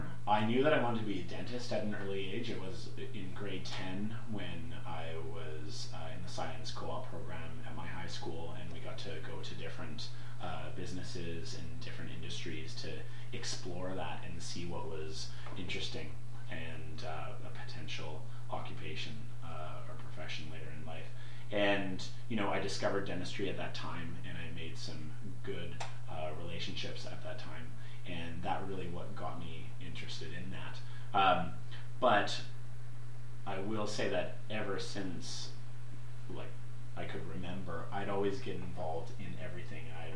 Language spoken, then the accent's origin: English; North Vancouver, British Columbia, Canada; I grew up in North Vancouver and went to Southern Island Secondary Public School.